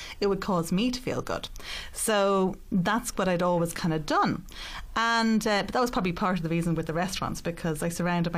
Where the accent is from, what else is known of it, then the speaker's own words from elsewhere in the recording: Ireland; also born or lived in Rome, Italy; I grew up in Rome. And at 10 years of age, I moved back to Ireland.